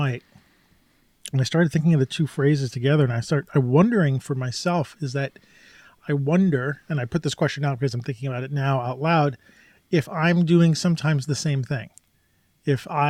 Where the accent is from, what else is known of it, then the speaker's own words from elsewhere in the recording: New York, United States; I grew up in New York